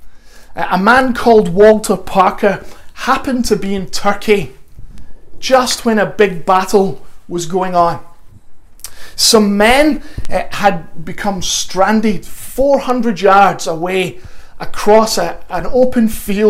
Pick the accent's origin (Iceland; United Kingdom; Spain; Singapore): United Kingdom; Glasgow, Scotland; also born or lived in North London; now in London, United Kingdom; my accent is very much not North London. I'm originally from Glasgow